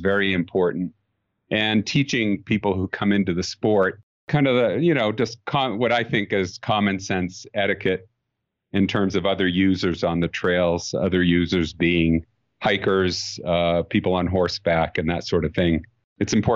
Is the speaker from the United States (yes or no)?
yes; Maine, United States; now in Colorado, United States; I'm from Maine originally, so I know about bugs in the summertime